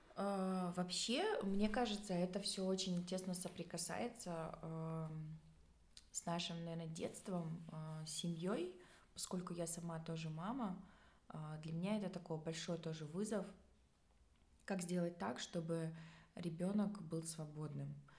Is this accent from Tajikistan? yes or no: yes; Tajikistan; я родом сама с Таджикистана